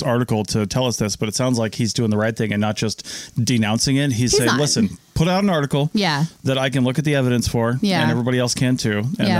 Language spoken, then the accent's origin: English; Washington, United States; I'm from Washington.